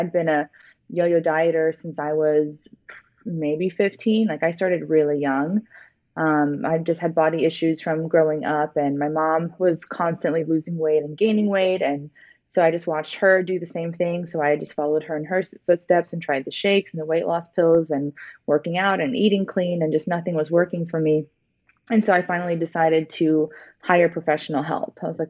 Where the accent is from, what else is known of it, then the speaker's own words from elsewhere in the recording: London, United Kingdom; born there; So I was born in London, England.